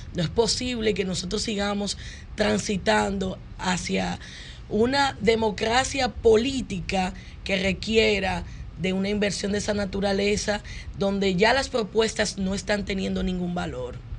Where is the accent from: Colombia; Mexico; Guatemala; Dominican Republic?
Dominican Republic; como dominicanos